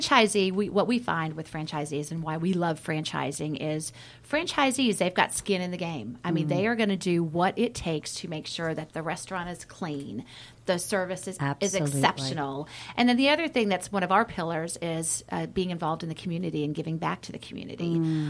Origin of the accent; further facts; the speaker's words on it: Roswell, Georgia, United States; my Shoney story, I grew up in Roswell, Georgia, actually. Okay. So I lived in Roswell. And there's 5 kids in my family.